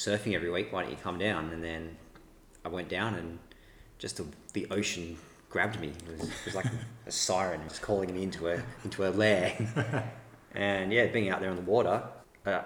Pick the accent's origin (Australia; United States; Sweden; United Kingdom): Australia; Western Australia; also born or lived in New South Wales; I was born in New South Wales, but I moved to sunny Western Australia when I was like four